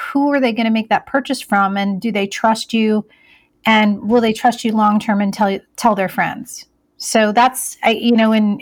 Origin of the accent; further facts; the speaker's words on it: Iowa, United States; I grew up in Iowa. I was actually Miss Iowa USA in 1997